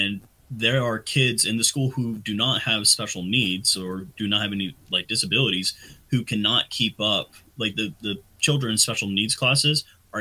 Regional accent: Texas, United States; moved away as an adult; growing up in Texas before I joined the military

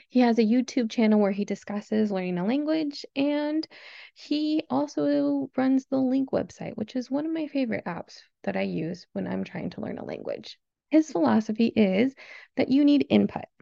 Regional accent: Southern California, United States; I was born and raised in Southern California, where I currently live

